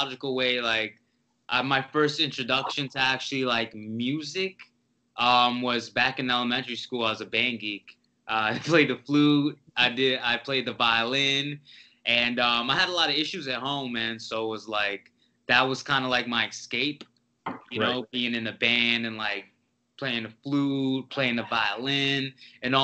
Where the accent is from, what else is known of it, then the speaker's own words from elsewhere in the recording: New Jersey, United States; I'm from Jersey